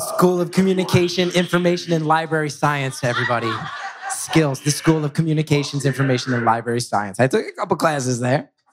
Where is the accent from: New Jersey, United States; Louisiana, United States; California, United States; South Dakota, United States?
New Jersey, United States; West Orange; growing up in West West Orange